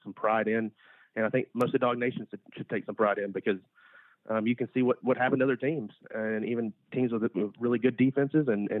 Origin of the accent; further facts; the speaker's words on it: Georgia, United States; growing up in Georgia and being at UGA for 6 years from 2012 to 2018